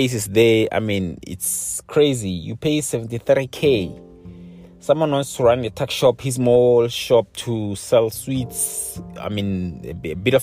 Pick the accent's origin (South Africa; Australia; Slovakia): South Africa